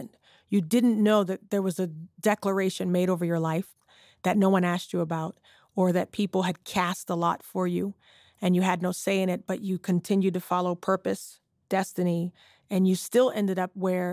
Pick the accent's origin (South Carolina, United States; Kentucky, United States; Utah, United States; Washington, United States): South Carolina, United States; Charleston; now in Texas, United States; now I live in Texas now. I'm originally from Charleston, South Carolina